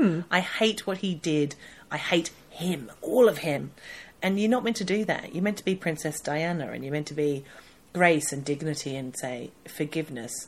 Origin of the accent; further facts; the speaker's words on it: Australia; now in United Kingdom; I'm Australian